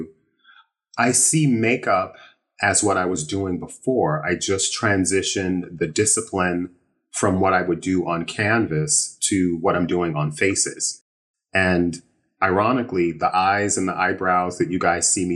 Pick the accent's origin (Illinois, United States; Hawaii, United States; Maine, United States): Illinois, United States; moved away as an adult; also born or lived in Chicago / San Francisco; now in New York, United States; I grew up in what most would consider a small town, about an hour outside of Chicago. So I was a Midwest kid